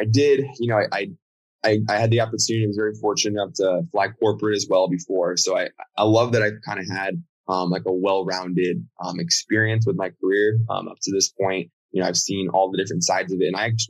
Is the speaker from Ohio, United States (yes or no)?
no; Miami, Florida, United States; also born or lived in Virginia; So I was born in Virginia. My dad was based out there in Dulles. My mom was as well. And then we moved down to United at that point, so had a Miami base. And so we moved down to Miami, Boca Raton.